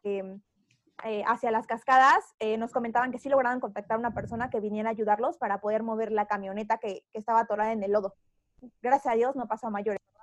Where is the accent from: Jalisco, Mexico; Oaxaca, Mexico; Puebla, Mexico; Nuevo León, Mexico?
Puebla, Mexico; Tehuacán; moved away as an adult; now in Mexico City, Mexico; yo soy de Tehuacán